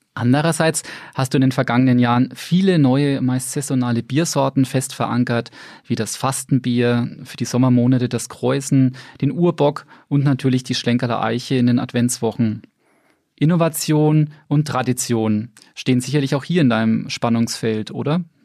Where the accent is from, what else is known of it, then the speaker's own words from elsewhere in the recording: Bamberg, Bavaria, Germany; gebürtiger Bamberger